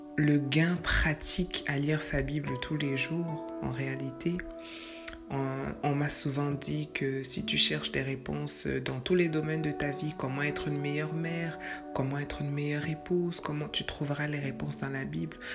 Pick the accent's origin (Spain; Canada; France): Canada; Quebec; comme on dit chez nous au Québec